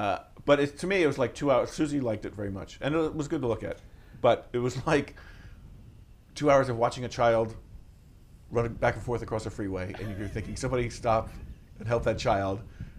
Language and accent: English; Oklahoma, United States; I grew up in Oklahoma, and one of our field trips, there's not much to do in Oklahoma